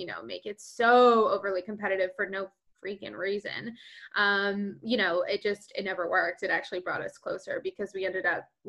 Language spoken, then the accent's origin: English; Pennsylvania, United States; also born or lived in New Jersey / Asbury Park, New Jersey; now in Stamford, United States; born and raised in Pennsylvania